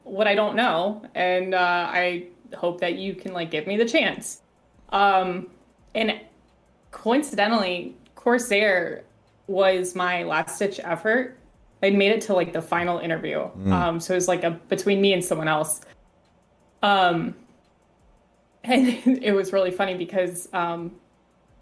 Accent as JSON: {"language": "English", "region": "Florida", "country": "United States", "moved": "as an adult", "lives_now": "Michigan, United States", "said": "I'm originally from Florida."}